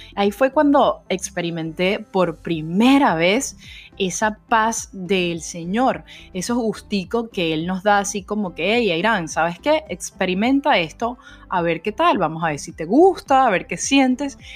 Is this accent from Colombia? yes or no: no; Venezuela; como buena venezolana